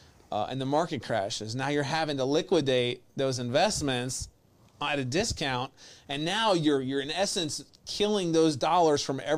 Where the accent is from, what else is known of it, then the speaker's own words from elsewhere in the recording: New York, United States; now in Florida, United States; I'm from New York